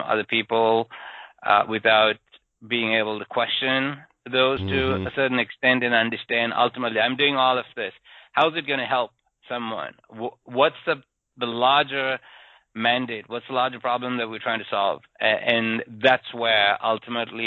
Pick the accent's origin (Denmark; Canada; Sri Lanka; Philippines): Sri Lanka; moved away as an adult; I grew up in Sri Lanka